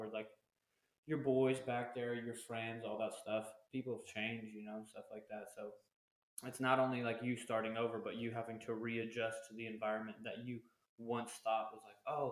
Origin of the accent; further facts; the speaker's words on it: Arizona, United States; moved away as an adult; when I got back out of the military, I wanted to go back to Arizona where I live